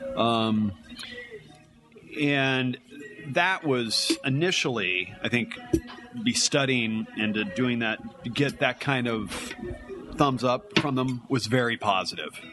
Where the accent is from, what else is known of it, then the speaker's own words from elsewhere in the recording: Carlsbad, California, United States; moved away as an adult; now in Oregon, United States; I had started working for my hometown newspaper in Carlsbad, California